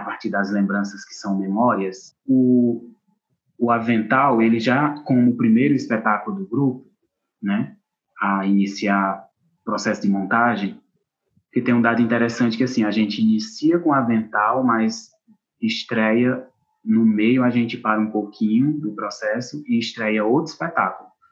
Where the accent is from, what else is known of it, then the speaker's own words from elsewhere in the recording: Acopiara, Ceará, Brazil; moved away as an adult; now in Cariri, Brazil; eu sou da cidade de Acopiara, Ceará, na região centro-sul do estado